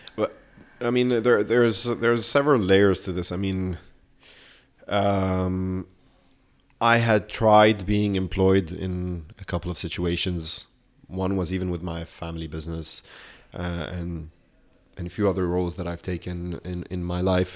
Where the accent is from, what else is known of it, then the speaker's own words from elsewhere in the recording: Beirut, Beirut Governorate, Lebanon; now in London, United Kingdom; I grew up in Beirut